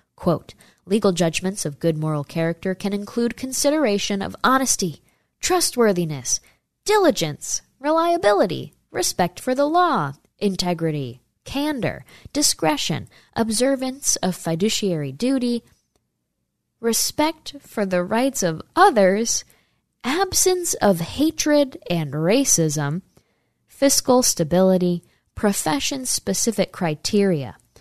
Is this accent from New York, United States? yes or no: yes; New York, United States; I'm from New York State